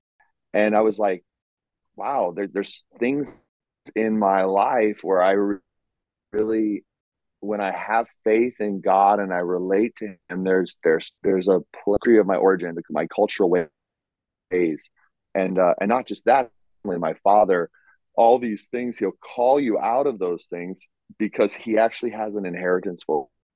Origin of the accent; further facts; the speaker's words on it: United States; moved away as an adult; now in Europe; I'm American. I'm raised, born, bred in America